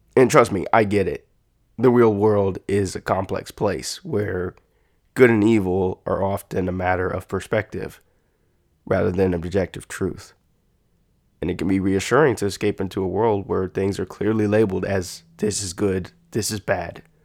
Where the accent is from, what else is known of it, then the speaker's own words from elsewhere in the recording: United States; as an American